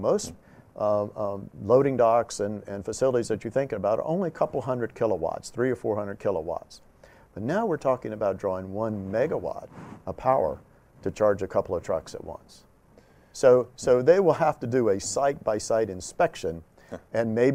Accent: North Carolina, United States; I'm from North Carolina

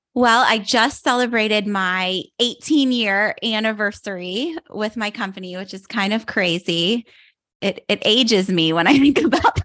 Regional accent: outside of Pittsburgh, Pennsylvania, United States; moved away as an adult; now in South Florida, United States; I grew up outside of Pittsburgh, Pennsylvania, and I live in South Florida now

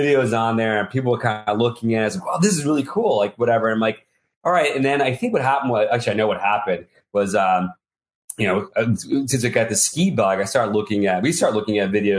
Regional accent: New York City, New York, United States; accent: nasal city voice; I'm a New Yorker. I was born in the city, and I've got a nasal city voice.

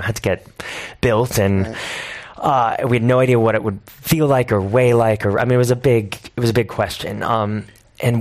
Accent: New York City, New York, United States; I moved to New York when I was 9. I've lived there since then

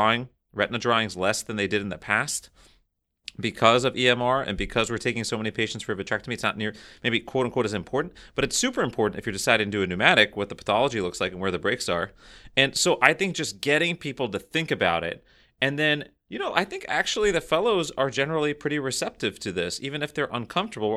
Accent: Canada; speaking as a Canadian retinal surgeon

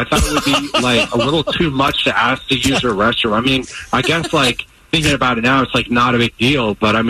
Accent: the South, United States; I'm from the South.

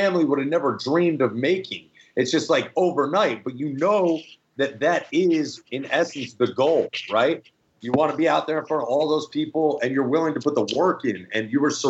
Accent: New Jersey, United States; growing up in Jersey

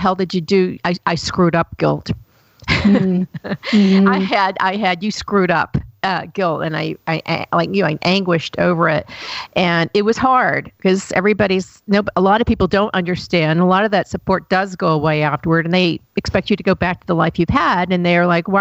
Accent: Chattanooga, Tennessee, United States; moved away; I grew up in Chattanooga, Tennessee, and it's a great place now to live. But when I was there, it was a dump.

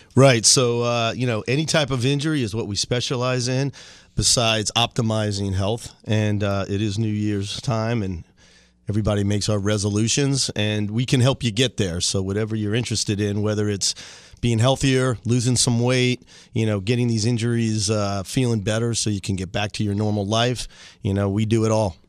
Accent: Dunedin, Florida, United States; I grew up in Dunedin

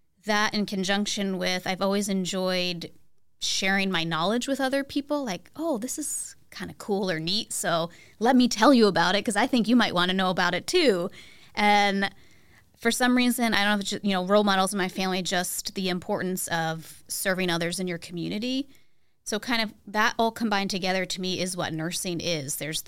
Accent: Cornwall, New York, United States; Home for me is a town in New York that goes by the name of Cornwall. Most people don't know it. It's about an hour north of New York City on the Hudson River

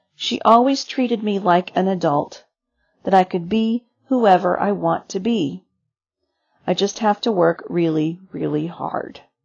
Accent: Eastern Ukraine, Ukraine; moved away; I'm from the Eastern part and we all speak Russian, but nobody wants to be a part of Russia

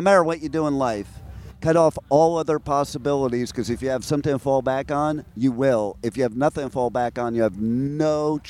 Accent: New York, United States; now in Florida, United States; I live in Florida where it's sweltering hot. So I grew up in New York, but I'm not used to cold anymore.

